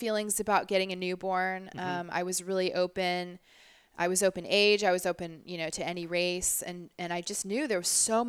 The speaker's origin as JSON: {"language": "English", "town": "Orlando", "region": "Florida", "country": "United States", "tie": "born or raised there", "lives_now": "Orange County, United States"}